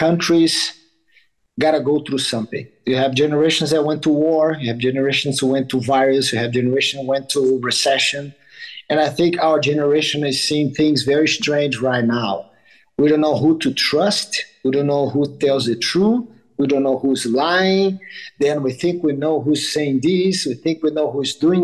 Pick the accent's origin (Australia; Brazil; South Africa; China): Brazil; now in United States; I grew up in Brazil